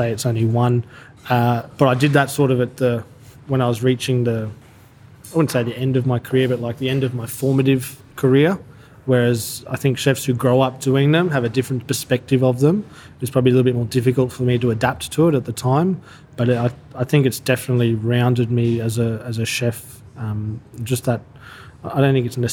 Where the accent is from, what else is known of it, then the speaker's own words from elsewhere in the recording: Brisbane, Queensland, Australia; moved away as an adult; also born or lived in Paris; I best memories of my life's growing up in Brisbane.